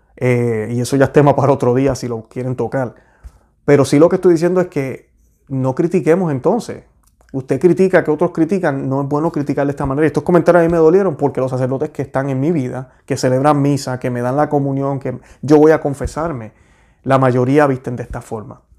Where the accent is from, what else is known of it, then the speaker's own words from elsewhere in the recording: Puerto Rico; yo que soy puertorriqueño